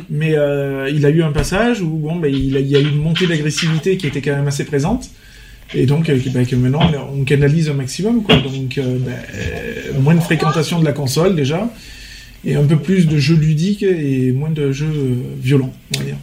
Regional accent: Vaucluse, Provence-Alpes-Côte d'Azur, France; on est majoritairement tous des Vauclusiens

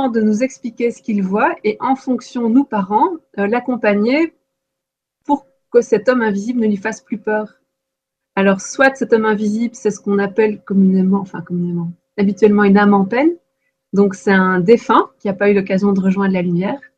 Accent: Belgium; il doit être en en Belgique, moi je suis belge, hein. on dit première primaire.

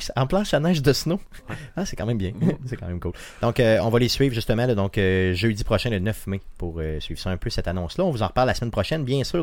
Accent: Quebec City, Quebec, Canada; par chez nous à Beauport

